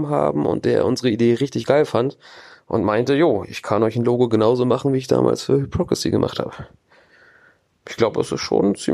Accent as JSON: {"language": "German", "town": "Schwerin", "region": "Mecklenburg-Vorpommern", "country": "Germany", "said": "Wir kommen aus Dresden, beziehungsweise ich selber als einziger aus Schwerin in Mecklenburg."}